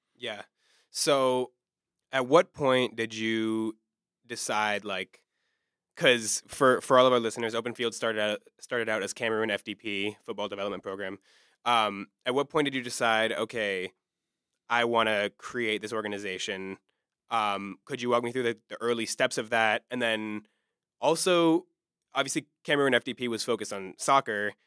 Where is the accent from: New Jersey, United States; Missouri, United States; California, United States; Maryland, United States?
Maryland, United States; now in Pittsburgh, United States; coming from, as you know, the D C area, I'm from Maryland